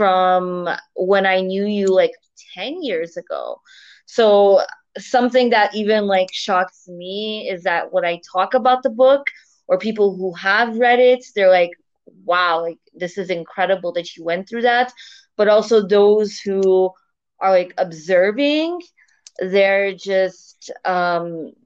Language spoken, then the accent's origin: English; Canada; moved away as an adult; now in Turkey; So originally I'm from Canada, and right now I'm living abroad in Turkey.